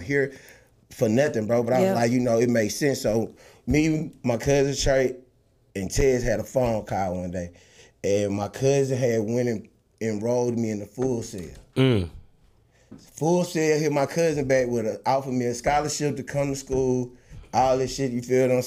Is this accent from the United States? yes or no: yes; Jackson, Mississippi, United States; moved away as an adult; now in Atlanta, United States; I'm from Jackson, Mississippi.